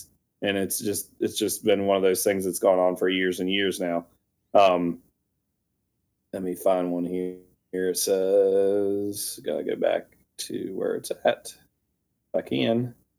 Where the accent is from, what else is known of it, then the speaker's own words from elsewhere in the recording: West Virginia, United States; moved away; I grew up in West Virginia.